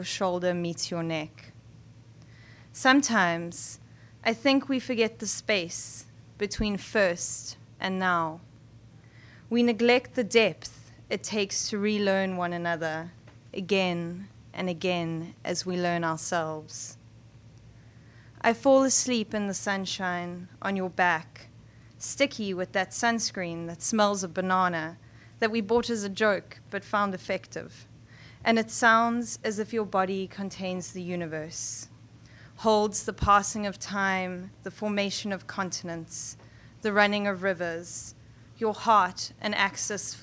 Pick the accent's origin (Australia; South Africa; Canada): South Africa; also born or lived in Johannesburg, South Africa; now in New York, United States; we're all from South Africa.